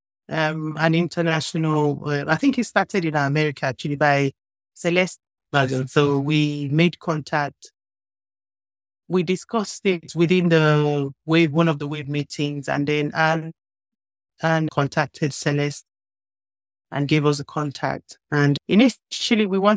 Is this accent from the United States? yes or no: no; Nigeria; I'm from Nigeria